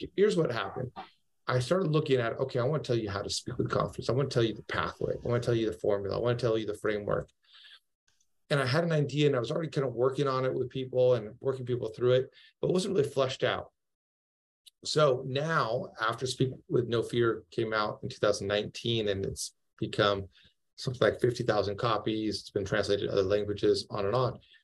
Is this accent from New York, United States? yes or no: no; Seattle, Washington, United States; moved away as an adult; now in Fairhope, United States; I'm actually from Seattle, but we have we have moved down towards the beach in Fairhope, Alabama.